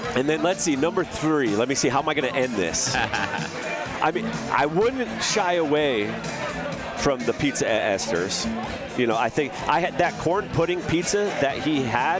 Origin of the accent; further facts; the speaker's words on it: Binghamton, New York, United States; I'm from Binghamton, so not too far away